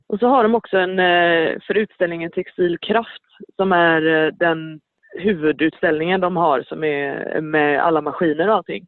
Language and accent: Swedish; Sweden; moved away as an adult; now in Norway; jag är svensk